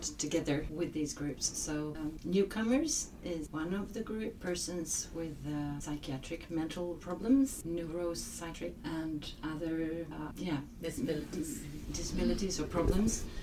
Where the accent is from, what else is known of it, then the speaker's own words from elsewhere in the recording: Norway; now in Gothenburg, Sweden; I'm from Norway originally, but I live in Sweden, so I'm an immigrant in Sweden